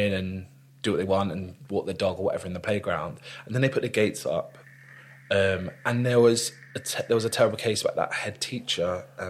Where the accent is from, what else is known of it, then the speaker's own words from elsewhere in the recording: London, United Kingdom; So growing up in Northwest London.